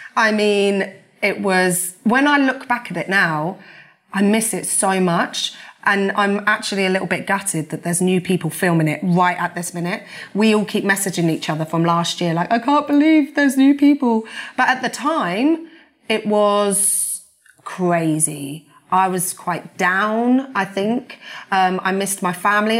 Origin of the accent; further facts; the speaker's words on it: Peterborough, East of England, United Kingdom; also born or lived in Hampton; I'm from Peterborough, born and bred.